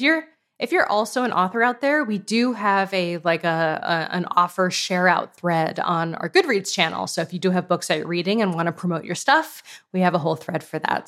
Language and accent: English; West Hartford, Connecticut, United States; moved away; also born or lived in San Francisco; I'm from West Hartford, Connecticut. That's where I grew up